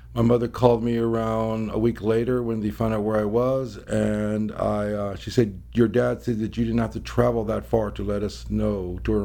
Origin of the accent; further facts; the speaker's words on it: Arizona, United States; also born or lived in Los Angeles; I was born in Los Angeles. I grew up Arizona.